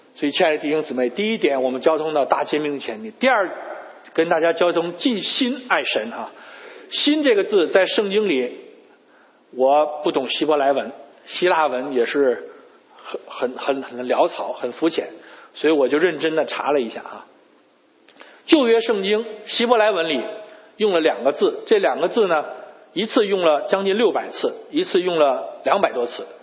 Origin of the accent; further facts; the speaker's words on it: Beijing, China; moved away as an adult; now in United States; 我们都是从北京来的